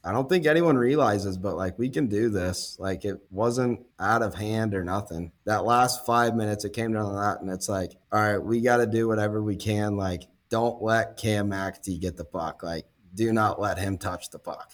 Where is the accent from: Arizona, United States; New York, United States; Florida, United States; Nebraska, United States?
Nebraska, United States; Lincoln; born and raised here in Lincoln